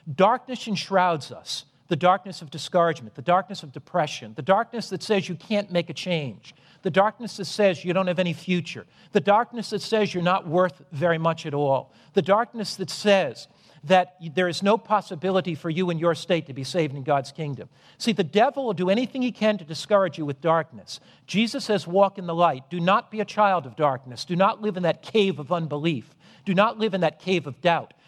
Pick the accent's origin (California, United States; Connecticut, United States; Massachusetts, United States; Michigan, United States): Connecticut, United States; Norwich; when I was a boy, I was brought up in Norwich, Connecticut